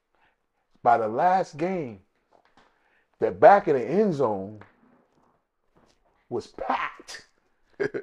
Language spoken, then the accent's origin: English; New York, United States; now in Atlanta, United States; I'm from New York. I play football.